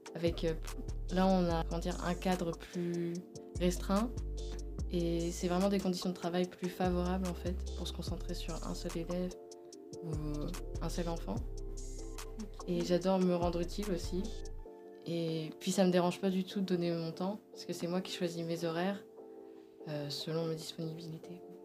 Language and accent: French; Wilson, Grand Est, France; also born or lived in Cernay / quartier Europe (likely Reims); j'ai grandi à Wilson, euh, puis ensuite j'ai déménagé à Cernay, près du quartier Europe, et j'ai été scolarisée là-bas